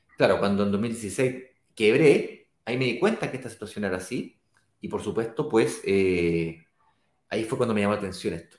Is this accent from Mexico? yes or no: no; Chile; yo en este caso soy chileno